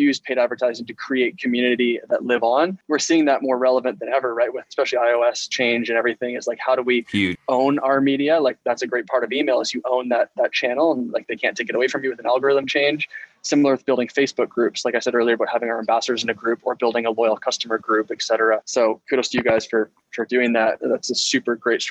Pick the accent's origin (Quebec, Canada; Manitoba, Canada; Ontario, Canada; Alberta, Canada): Ontario, Canada; I'm from Ontario